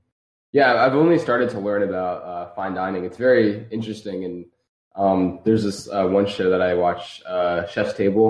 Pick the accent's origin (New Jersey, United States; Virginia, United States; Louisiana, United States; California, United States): New Jersey, United States; moved away as an adult; now in Philadelphia, United States; I grew up in South Jersey most of my life